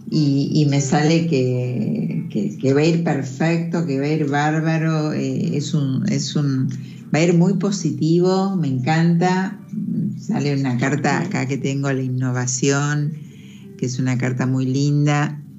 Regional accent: San Juan, Argentina; Soy de San Juan.

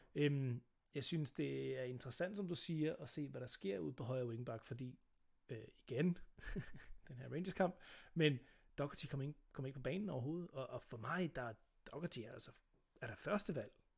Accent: Sønderborg, Southern Denmark, Denmark; jeg er født på Sønderborg, øh, hospital

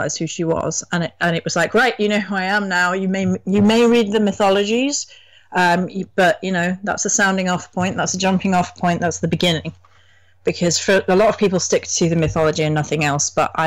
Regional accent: England, United Kingdom; as an English person

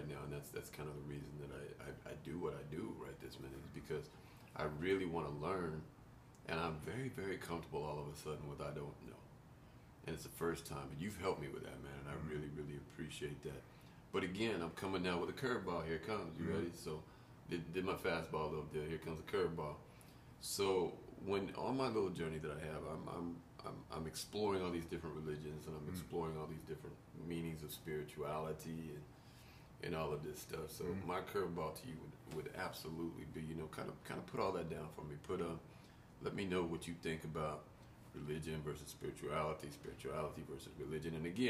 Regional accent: the South, United States; I come from the South. I've been in Japan.

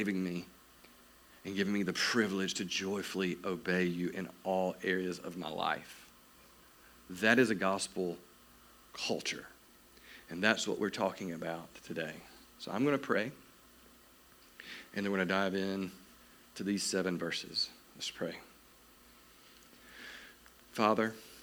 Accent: South Georgia, United States; I am from South Georgia

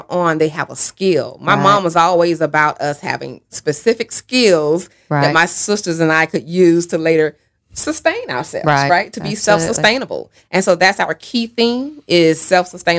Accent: Sylvester, Georgia, United States; accent: Georgia drawl; moved away; I loved growing up in Sylvester, Georgia.

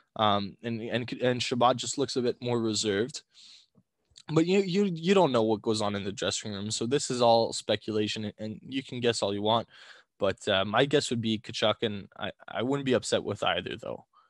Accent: Ottawa, Ontario, Canada; we're from Ottawa

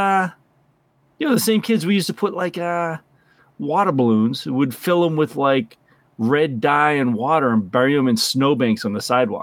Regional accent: Brockton, Massachusetts, United States; When we were kids – I grew up in Brockton, Massachusetts

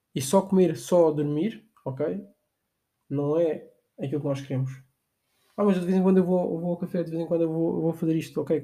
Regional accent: Portugal; nós fizemos muito aqui em Portugal

